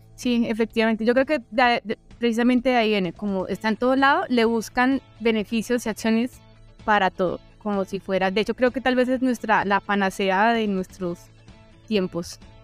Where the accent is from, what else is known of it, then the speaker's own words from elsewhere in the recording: southwestern Colombia, Colombia; de donde yo vengo, que es del suroccidente colombiano